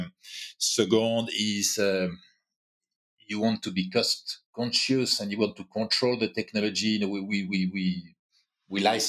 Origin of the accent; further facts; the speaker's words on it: France; accent: French; English is a second language; also born or lived in Asia / New York; now in Paris, France; But was born in France and I'm quite French, as you can hear